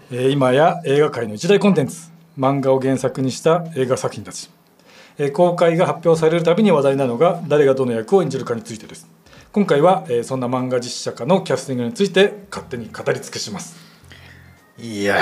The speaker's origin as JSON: {"language": "Japanese", "town": "Yokohama", "region": "Kanagawa", "country": "Japan", "tie": "born or raised there", "said": "僕横浜出身ですからよくわかるんですけど、はい、まあ、僕は本当に横浜駅から歩いて行けるぐらいのところに住んでたんで、うん、どこ出身ですかって言われたら、まあ、横浜出身ですって言うんですけ"}